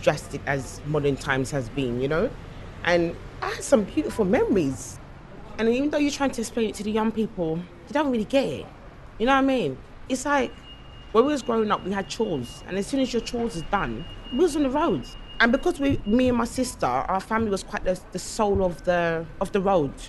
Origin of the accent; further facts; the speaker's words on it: London, United Kingdom; I had some beautiful memories growing up in Edmonton as a child.